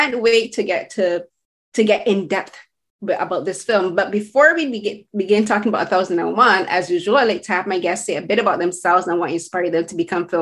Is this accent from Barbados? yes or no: yes; Barbados; I'm from the Caribbean, as you, like, we both have shared that similarity, but I'm from Barbados